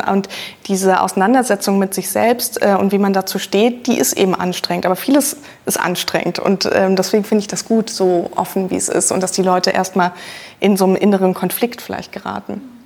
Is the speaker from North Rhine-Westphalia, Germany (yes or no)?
no; Berlin, Germany; ich bin in Berlin zur Schule gegangen, da hat man natürlich auch vieles einfach vor der Tür